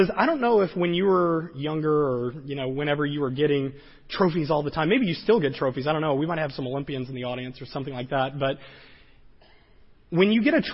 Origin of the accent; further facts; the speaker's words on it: the South, United States; I grew up in the South